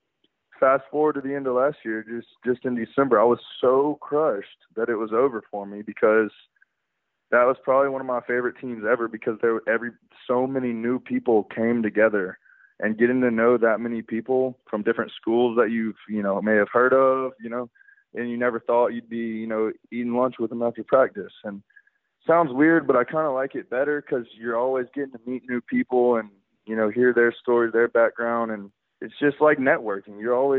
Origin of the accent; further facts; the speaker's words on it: Alabama, United States; growing up in Alabama, my parents were alumni